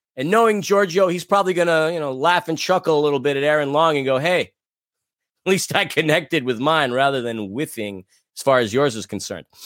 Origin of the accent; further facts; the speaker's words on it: New York, United States; As a New Yorker